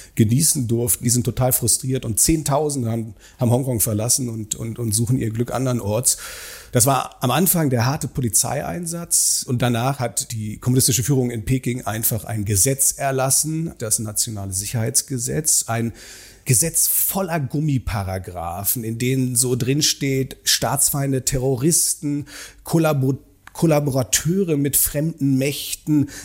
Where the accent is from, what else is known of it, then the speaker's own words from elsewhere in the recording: Germany; moved away as an adult; now in Beijing, China; als Deutscher, sozusagen als Mensch, der in Deutschland sozialisiert ist